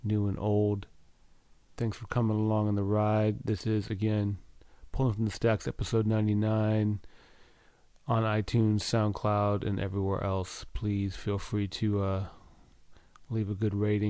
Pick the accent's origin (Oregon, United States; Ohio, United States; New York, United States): Oregon, United States; Mount Hood area; born or raised there